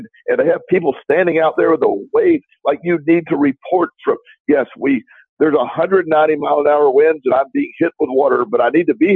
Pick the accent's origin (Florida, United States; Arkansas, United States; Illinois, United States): Florida, United States; growing up in Florida